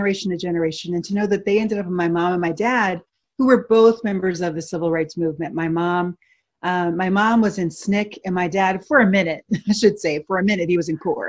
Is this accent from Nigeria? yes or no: no; Philadelphia, Pennsylvania, United States; that's where I grew up in Philadelphia.